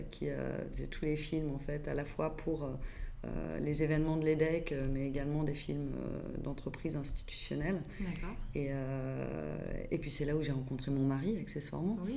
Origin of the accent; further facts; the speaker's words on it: Paris, Île-de-France, France; born there; Euh, je suis née à Paris, euh, mais je suis de maman euh, lyonnaise qui a grandi à Tassin euh, et d'un père normand et j'ai baroudé un petit peu partout dans le monde